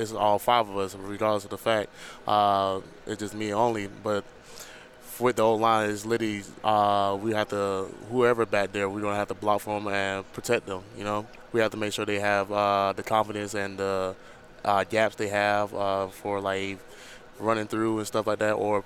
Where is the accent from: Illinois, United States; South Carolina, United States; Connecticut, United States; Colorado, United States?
South Carolina, United States; Barnwell; moved away as an adult; now in Lawrence, Kansas, United States; back at my hometown in Barnwell